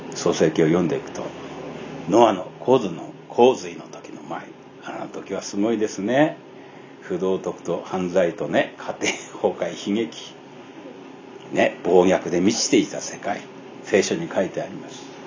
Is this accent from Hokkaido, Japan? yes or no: yes; Abashiri, Hokkaido, Japan; moved away; 私のふるさとです